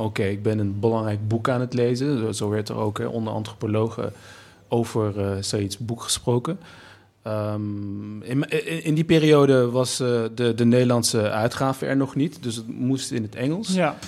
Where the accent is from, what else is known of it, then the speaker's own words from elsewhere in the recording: Nijmegen, Gelderland, Netherlands; als Turk, Nederlander, Nijmegenaar